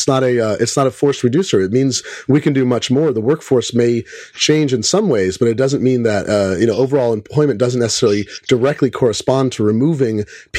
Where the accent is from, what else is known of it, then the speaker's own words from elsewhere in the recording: Fremont, California, United States; I grew up in Fremont, not very far away from that.